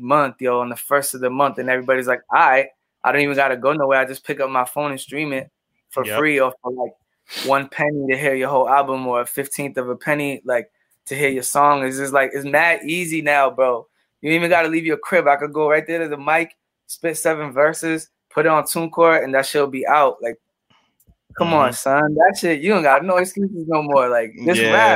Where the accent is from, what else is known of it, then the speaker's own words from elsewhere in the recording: Lawrence, Massachusetts, United States; I was growing up in Lawrence in the 90s